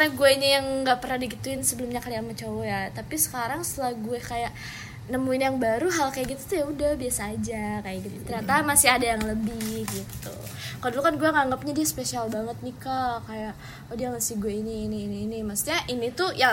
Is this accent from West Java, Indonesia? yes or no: yes; Bandung, West Java, Indonesia; now in Bogor, Indonesia; betul aku asli Bandung nah udah gitu karena papa aku pindah kerja ke Bogor jadi aku tinggal di Bogor jadi aku kayak kangen banget sama kota asal aku gitu